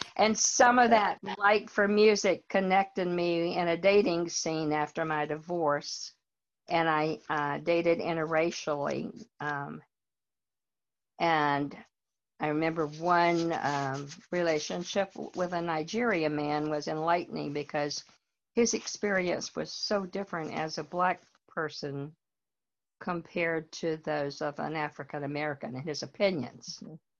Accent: North Carolina, United States; moved away as an adult; also born or lived in Richmond, Virginia; now in Fredericksburg, United States; I grew up in North Carolina.

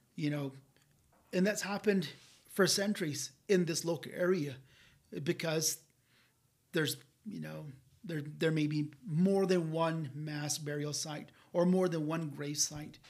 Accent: Hopi, Zuni, and Laguna, New Mexico, United States; I'm from Hopi, I'm from Zuni, and I'm from Laguna.

